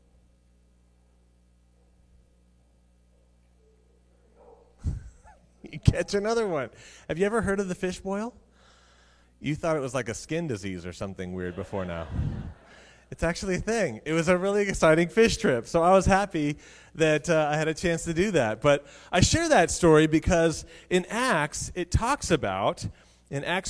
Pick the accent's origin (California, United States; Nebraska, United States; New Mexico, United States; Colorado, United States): Colorado, United States; I grew up in Colorado